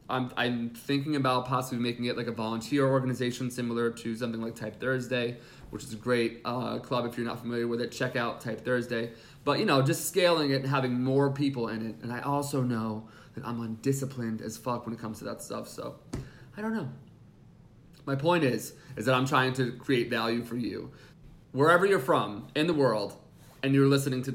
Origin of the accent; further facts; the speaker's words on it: just outside New York City, United States; I'm just outside New York City here and I've been used to New York